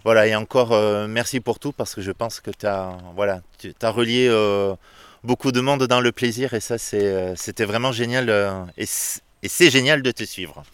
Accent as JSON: {"language": "French", "town": "Dax", "region": "Nouvelle-Aquitaine", "country": "France", "tie": "born or raised there", "moved": "yes", "lives_now": "Bordeaux, France", "said": "moi je suis né pas très loin d'ici, à Dax."}